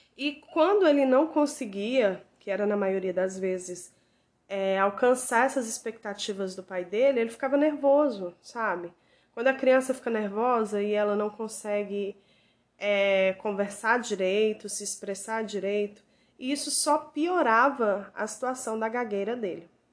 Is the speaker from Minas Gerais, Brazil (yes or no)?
no; Ceará, Brazil; moved away; lá na minha terrinha no Ceará